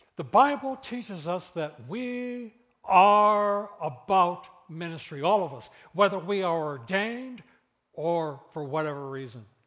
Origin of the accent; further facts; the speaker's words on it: Flint, Michigan, United States; I grew up in Flint.